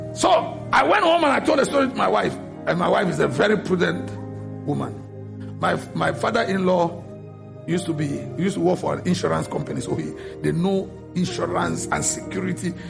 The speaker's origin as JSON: {"language": "English", "country": "Cameroon", "moved": "yes", "lives_now": "United States", "said": "from Cameroon"}